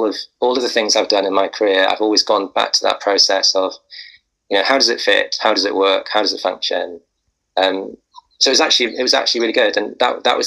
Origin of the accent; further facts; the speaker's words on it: Wales, United Kingdom; moved away; I came from Wales